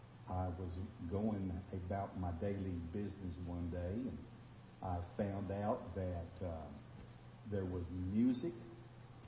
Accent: Texas, United States; We are from Texas

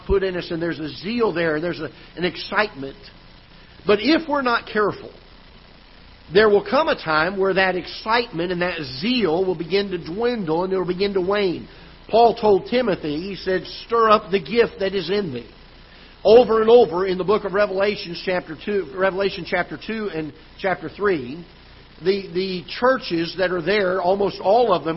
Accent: South Florida, United States; now in Festus, United States; I'm from South Florida originally

